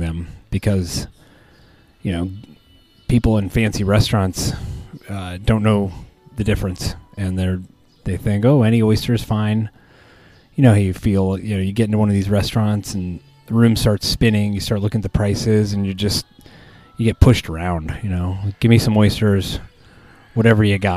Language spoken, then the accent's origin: English; Colorado, United States; I'm from Colorado